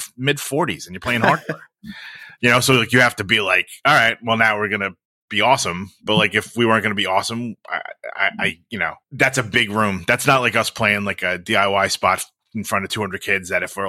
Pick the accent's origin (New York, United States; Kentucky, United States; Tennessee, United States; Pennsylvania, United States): New York, United States; I always talk about folks with this, and it's different for being like a New Yorker and like a Northeasterner.